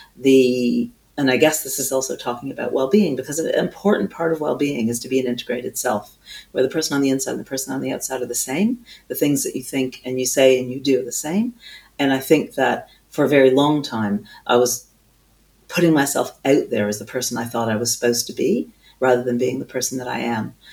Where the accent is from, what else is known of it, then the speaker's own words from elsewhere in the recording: Canada; now in United Kingdom; I do hail from Canada